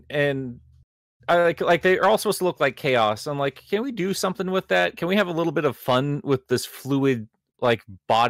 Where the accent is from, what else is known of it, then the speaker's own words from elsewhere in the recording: United States; we grew up here in the 90s